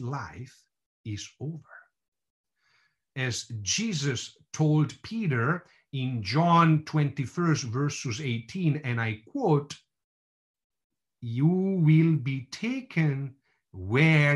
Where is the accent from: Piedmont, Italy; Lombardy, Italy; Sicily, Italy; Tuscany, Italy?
Lombardy, Italy; Bergamo; moved away; I was born and raised in Bergamo